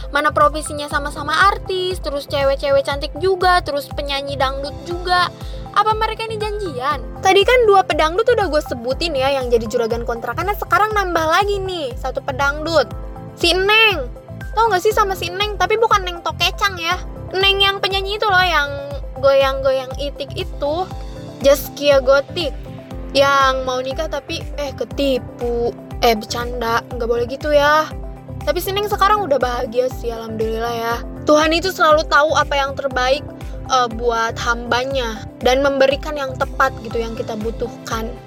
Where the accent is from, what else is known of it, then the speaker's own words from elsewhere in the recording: Indonesia; Gue orang Indo aja susah woi, lu udah dapetin orang India.